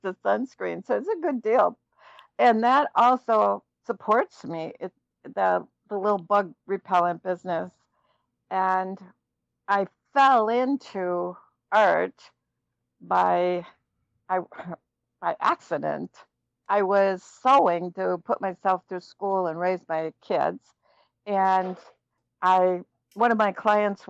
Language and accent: English; Minneapolis, Minnesota, United States; I'm from Minneapolis